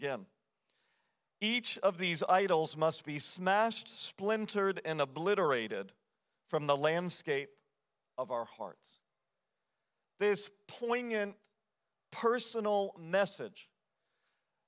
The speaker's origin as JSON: {"language": "English", "country": "United States", "said": "as an American culture"}